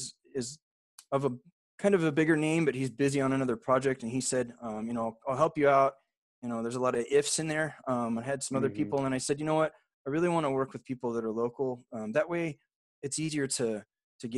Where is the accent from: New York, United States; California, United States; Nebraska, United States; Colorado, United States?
California, United States; Riverside; now in San Antonio, United States; I grew up in Southern California. I'm from Riverside